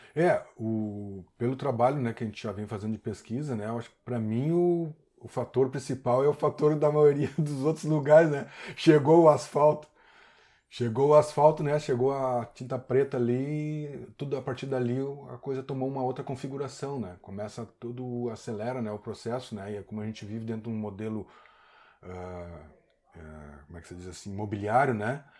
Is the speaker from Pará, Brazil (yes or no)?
no; Porto Alegre, Rio Grande do Sul, Brazil; moved away as an adult; now in Garopaba, Brazil; sou natural de Porto Alegre, minha mãe é Catarina, meu pai é gaúcho